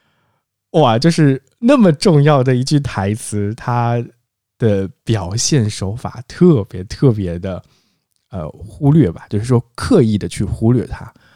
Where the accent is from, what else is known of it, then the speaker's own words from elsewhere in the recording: China; 我很庆幸我们是中国人